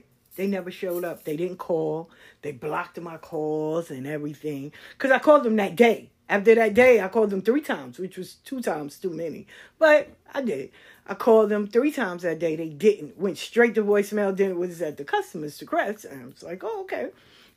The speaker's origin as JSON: {"language": "English", "town": "New York City", "region": "New York", "country": "United States", "tie": "born or raised there", "said": "where I grew up at in South Jamaica"}